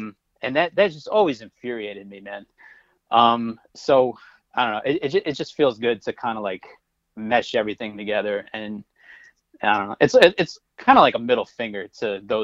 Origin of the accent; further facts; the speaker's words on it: Connecticut, United States; I grew up in Connecticut